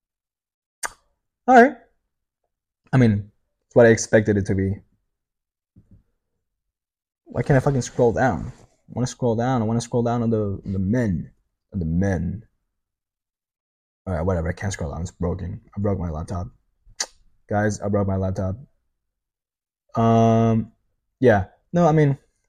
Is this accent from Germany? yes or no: no; Italy; English is a second language